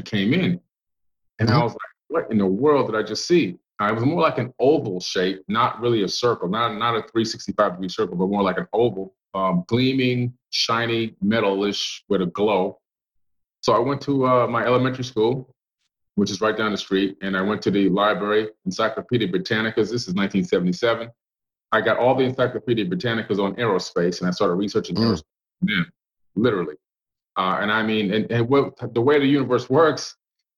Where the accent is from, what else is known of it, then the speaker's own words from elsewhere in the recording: Miami, Florida, United States; moved away; also born or lived in Cambria Heights, Queens, New York; we moved from that nice suburb to Oak Block, Florida in Miami, which was a pretty hard area to live and grow up